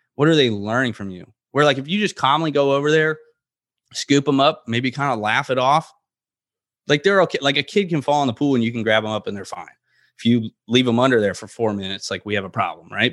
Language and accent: English; Florida, United States; growing up in Florida